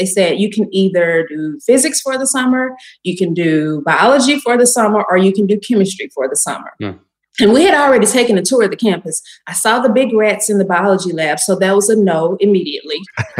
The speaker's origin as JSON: {"language": "English", "town": "Shreveport", "region": "Louisiana", "country": "United States", "tie": "born or raised there", "also_born_or_lived": "New Orleans", "said": "I am a Southern girl. I was born and raised in Shreveport, Louisiana. And then went to college in New Orleans."}